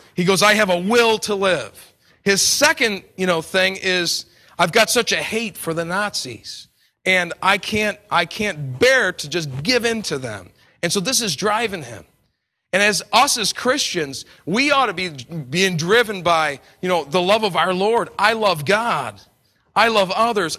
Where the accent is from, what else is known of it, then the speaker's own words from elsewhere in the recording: New York, United States; I come from New York